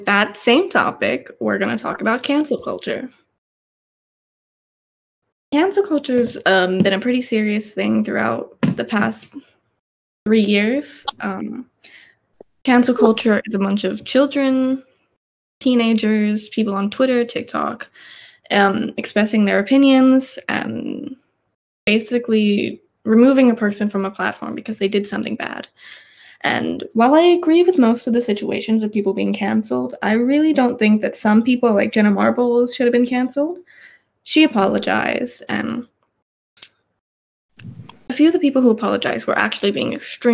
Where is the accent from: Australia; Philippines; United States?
Australia; I was raised in Australia